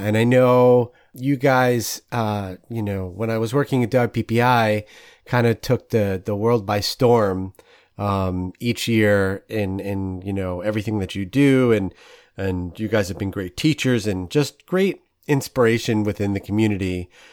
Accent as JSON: {"language": "English", "town": "New York City", "region": "New York", "country": "United States", "said": "being a New Yorker"}